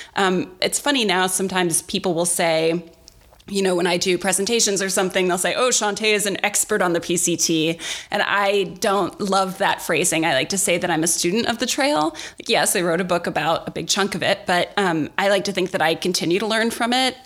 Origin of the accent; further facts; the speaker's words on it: Milwaukee, Wisconsin, United States; moved away as an adult; now in Los Angeles, United States; I grew up in Milwaukee in a kind of rough neighborhood on the south side